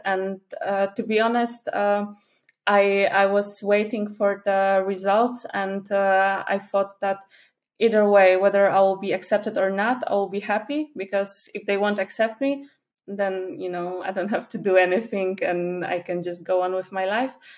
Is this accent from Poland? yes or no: yes; Poland; first language Polish; English is a second language; I'm from Poland.